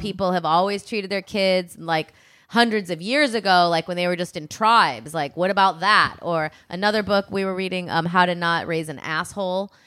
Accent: Midwest, United States; I'm from the Midwest and we said reggae

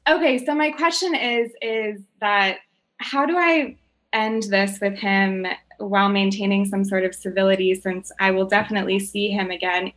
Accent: Boulder, Colorado, United States; we grew up in Boulder together

